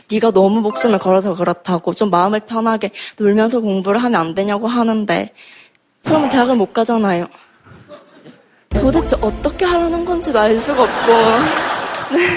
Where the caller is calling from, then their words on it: Miryang, South Gyeongsang, South Korea; 경남 밀양에서 왔어요.